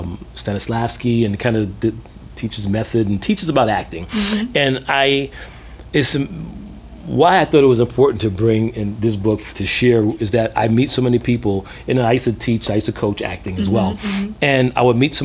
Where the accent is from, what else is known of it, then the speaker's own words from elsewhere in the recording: New York City, New York, United States; also born or lived in London / Atlanta; growing up in Brooklyn